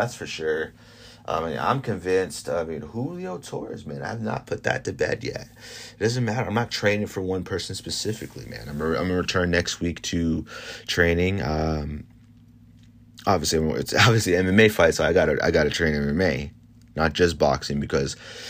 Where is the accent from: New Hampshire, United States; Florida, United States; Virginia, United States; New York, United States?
Florida, United States; over here in my hometown. This is in Florida.